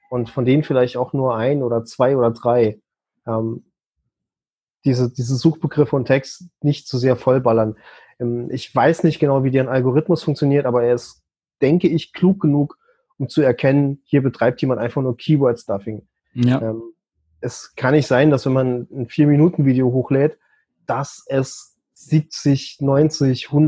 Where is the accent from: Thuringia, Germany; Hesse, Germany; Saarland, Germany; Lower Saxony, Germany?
Saarland, Germany; Ich meine, ich bin Saarländer, da geht halt manchmal einiges unter.